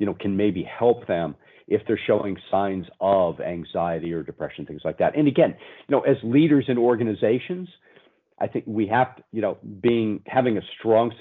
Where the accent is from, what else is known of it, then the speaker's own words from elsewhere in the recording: Pennsylvania, United States; I'm some kid from Pennsylvania in the US